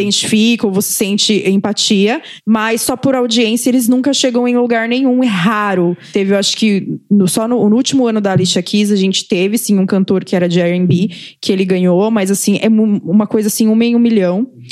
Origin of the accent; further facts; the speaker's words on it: Brazil; como brasileiros